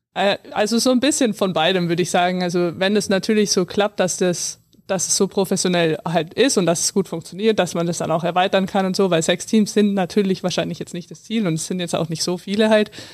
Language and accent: German; near Landshut, Bavaria, Germany; Es ist ja nah an meiner Heimat